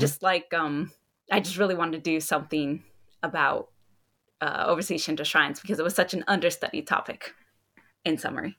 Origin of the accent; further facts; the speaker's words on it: Hawaii, United States; I'm from Hawaii